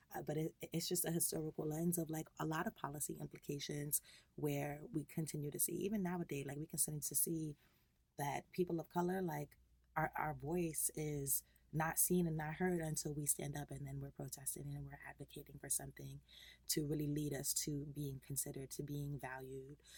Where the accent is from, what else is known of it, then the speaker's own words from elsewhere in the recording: Long Island, New York, United States; I am a New York native, uh, born and raised in Long Island